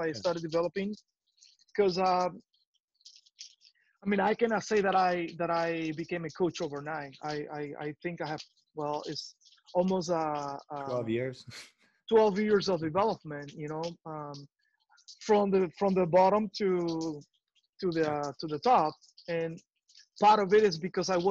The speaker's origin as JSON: {"language": "English", "country": "Cuba", "tie": "born or raised there", "moved": "yes", "said": "There's no soccer court in my hometown"}